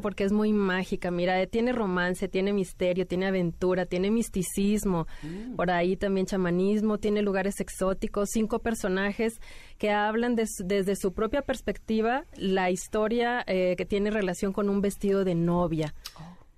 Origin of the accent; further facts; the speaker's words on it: Mexico City, Mexico; now in Monterrey, Mexico; yo nací aquí en la Ciudad de México, pero ya tengo mucho tiempo viviendo en Monterrey. Entonces soy como que chilanga